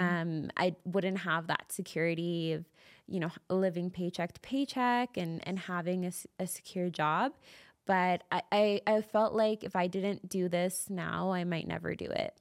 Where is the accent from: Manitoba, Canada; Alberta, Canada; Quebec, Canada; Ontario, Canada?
Alberta, Canada; Calgary; also born or lived in Toronto; I grew up in Calgary my whole life, and I love it here. I, I lived in Toronto for some time and ended up moving back to Calgary.